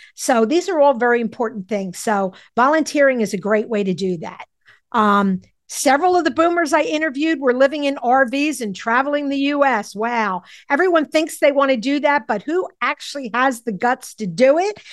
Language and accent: English; Philadelphia, Pennsylvania, United States; I grew up in Mount Airy, Philadelphia